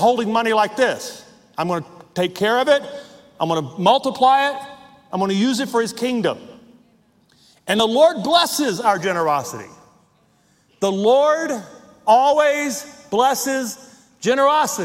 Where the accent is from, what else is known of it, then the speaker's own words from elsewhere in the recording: Logansport, Louisiana, United States; I grew up on the Marshall Highway, 6 miles outside of Logansport, Louisiana.